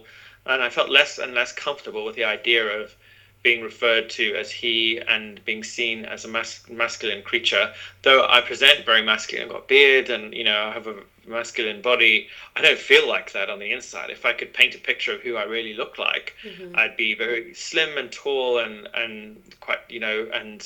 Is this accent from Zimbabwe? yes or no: yes; Zimbabwe; moved away; also born or lived in London, United Kingdom; growing up in Zimbabwe, which was a British colony